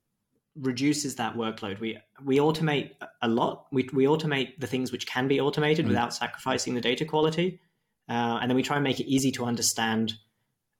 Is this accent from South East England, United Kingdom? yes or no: no; Wiltshire, South West England, United Kingdom; moved away as an adult; also born or lived in Australia; now in Leipzig, Germany; I'm originally from Wiltshire